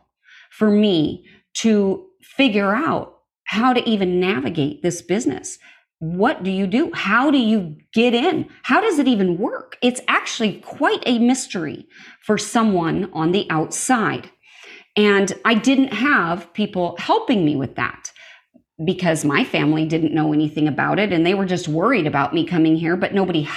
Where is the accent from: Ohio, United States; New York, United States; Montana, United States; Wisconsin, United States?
Montana, United States; I grew up in Montana, out in the middle of nowhere